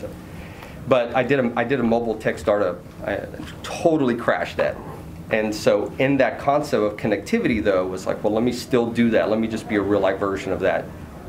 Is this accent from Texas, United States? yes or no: yes; Dallas, Texas, United States; I'm from Dallas.